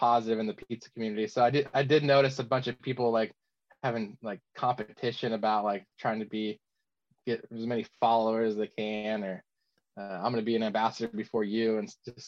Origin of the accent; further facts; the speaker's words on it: California, United States; growing up in California